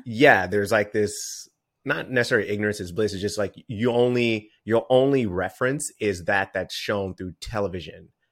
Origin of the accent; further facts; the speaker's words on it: Bakersfield, California, United States; growing up in California